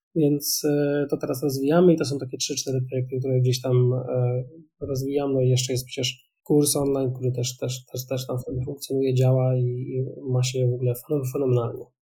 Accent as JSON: {"language": "Polish", "town": "Wrocław", "region": "Lower Silesian Voivodeship", "country": "Poland", "said": "jestem z Wrocławia, ja rozmawiam teraz z Wrocławia"}